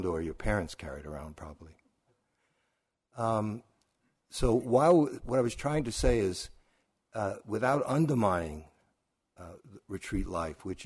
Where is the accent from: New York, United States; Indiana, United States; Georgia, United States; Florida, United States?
New York, United States; New York City; growing up in Brooklyn